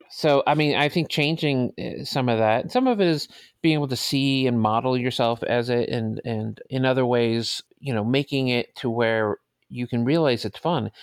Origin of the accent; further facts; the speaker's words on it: New York City, New York, United States; also born or lived in Manhattan; I was born in Manhattan, but I grew up in the Bronx, I'm sorry, in Brooklyn, in the projects in Brooklyn